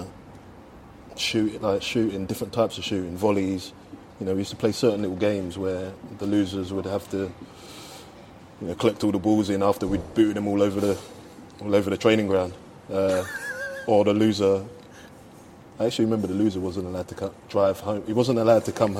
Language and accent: English; London, United Kingdom; I come from Bow